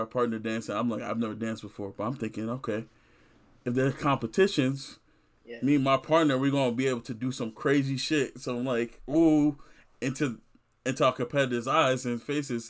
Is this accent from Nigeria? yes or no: yes; Nigeria; my upbringing, one as someone black and also two as someone Nigerian